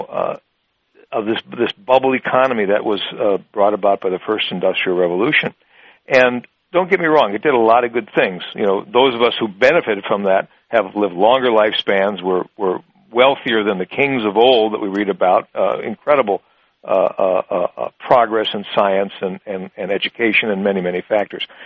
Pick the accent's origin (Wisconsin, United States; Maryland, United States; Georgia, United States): Wisconsin, United States; my home state of Wisconsin